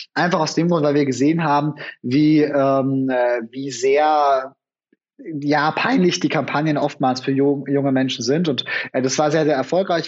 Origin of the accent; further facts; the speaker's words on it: Franconia, Bavaria, Germany; ich komme selber aus Franken